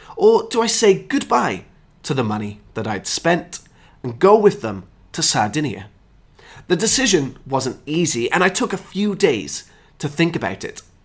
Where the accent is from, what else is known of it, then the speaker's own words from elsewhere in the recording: United Kingdom; my hometown is just two hours away from Stratford upon Avon, which is Shakespeare's hometown. I'm an hour from Stonehenge, I'm an hour from the annual cheese chase, I'm an hour from the Roman baths